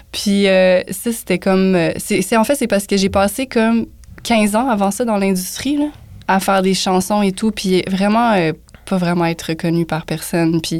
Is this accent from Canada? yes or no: yes; Montreal, Quebec, Canada; Je viens d'Outremont